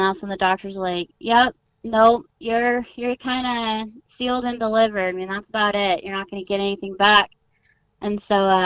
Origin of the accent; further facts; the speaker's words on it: Southern California, United States; I grew up in Southern California, which, you know, is very extreme sport oriented.